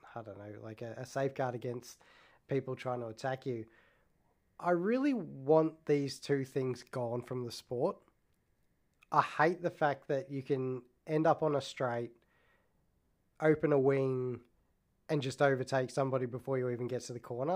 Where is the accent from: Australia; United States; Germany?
Australia; I'm Australian